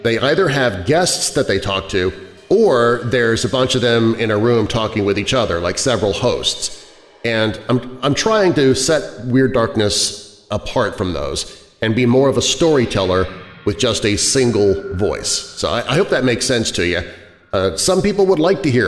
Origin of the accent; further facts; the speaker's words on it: Kansas City, United States; now in Rockford, United States; I'm from Kansas City originally